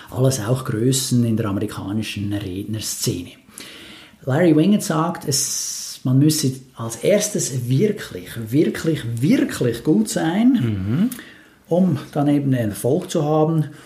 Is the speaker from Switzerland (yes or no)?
yes; Switzerland; ja, als Schweizer muss ich ja sagen, ja